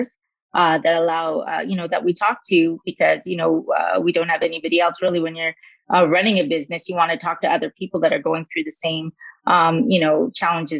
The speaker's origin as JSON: {"language": "English", "town": "Calgary", "region": "Alberta", "country": "Canada", "tie": "born or raised there", "also_born_or_lived": "Sri Lanka", "said": "I was born in Sri Lanka, actually, but I came to Canada when I was very, very young, 3 years old. And I've lived in Calgary for almost all of my life"}